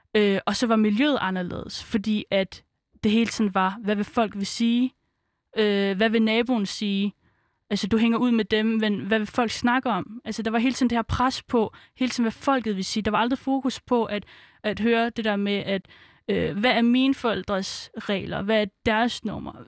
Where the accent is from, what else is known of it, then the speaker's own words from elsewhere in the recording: Aarhus, Central Denmark Region, Denmark; also born or lived in Svendborg, Funen; jeg er jo født på Fyn, så øh, vi startede først ud med at være på Fyn, øhm, og så øhm, fik min far et arbejde nær Aarhus, så flyttede vi til Aarhus. Øh, og der gik jeg så på en indvandrerskole